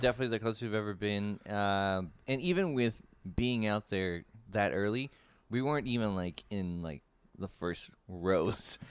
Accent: San Francisco, California, United States; San Francisco, my hometown

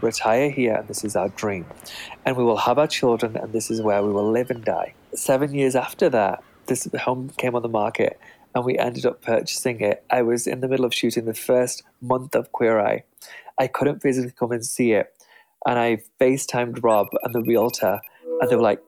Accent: England, United Kingdom; moved away as an adult; now in United States; The people who were successful in my hometown lived in old Tudor homes. That's very typical for my small town

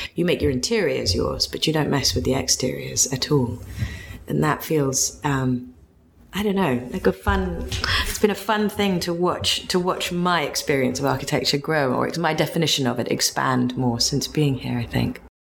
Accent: London, United Kingdom; also born or lived in West Hollywood / Laurel Canyon; now in Los Angeles, United States; having been born and raised in London

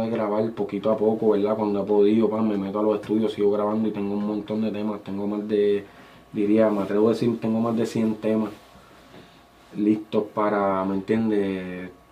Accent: Guánica, Puerto Rico; also born or lived in Yauco / San Germán / San Juan; yo nací en Yauco y me crié en Guánica

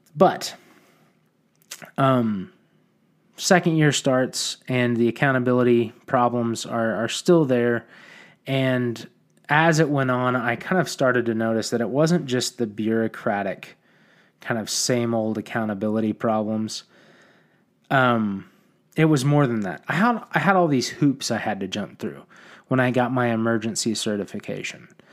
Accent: Oklahoma, United States; I wanted to move back to my hometown and be a positive influence on the community I wanted to raise my children in.

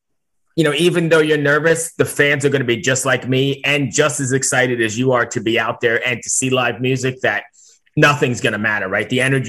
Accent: New York, United States; moved away as an adult; now in Richmond, United States; I'm originally from New York, but I live in Richmond, Virginia for the last like 16 years or so.

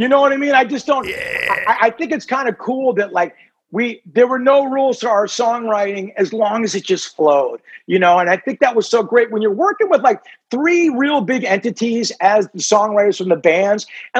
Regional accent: Ireland; being the Irishman that I am

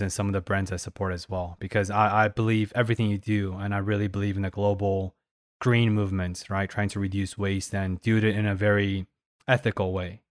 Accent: Paris, Île-de-France, France; I was born in Paris

